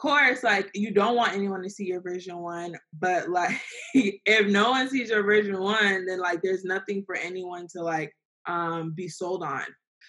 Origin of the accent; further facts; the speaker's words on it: Nigeria; So we're Nigerian.